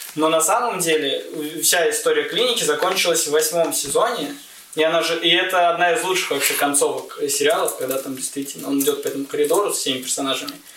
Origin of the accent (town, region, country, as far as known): Saint Petersburg, Russia; born or raised there